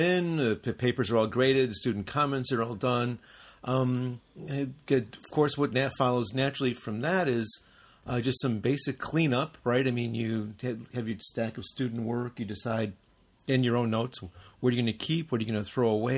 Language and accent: English; United States; moved away; we're both from the United States.